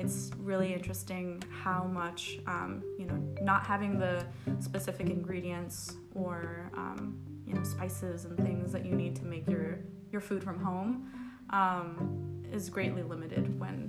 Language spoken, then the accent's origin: English; South Florida, United States; moved away as an adult; now in Chicago, United States; So it was very different coming from South Florida, living in a community that was very heavily Peruvian